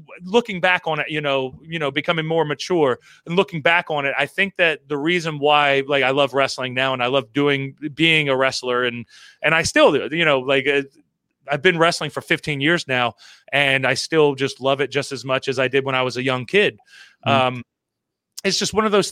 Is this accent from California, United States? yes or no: no; Florida, United States; also born or lived in Maryland; I was born in Maryland, and then I moved to Florida. And moving to Florida when I was like three years old